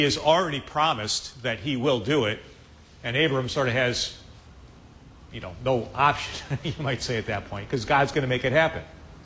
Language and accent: English; Chicago, Illinois, United States; I'm from Chicago